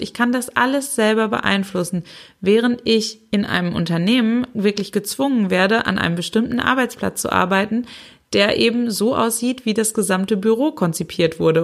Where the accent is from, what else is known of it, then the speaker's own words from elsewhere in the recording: Germany; hier bei uns in Deutschland